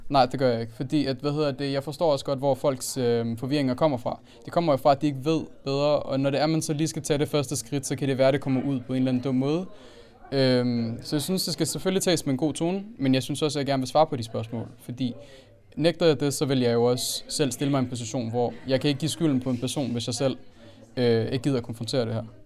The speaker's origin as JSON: {"language": "Danish", "country": "Denmark", "tie": "born or raised there", "also_born_or_lived": "Aalborg", "said": "jeg er født og opvokset i Danmark, men jeg har en anden multikulturel baggrund"}